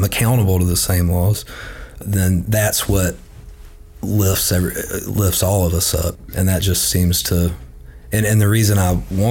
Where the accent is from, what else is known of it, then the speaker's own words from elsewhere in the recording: Birmingham, Alabama, United States; growing up in Birmingham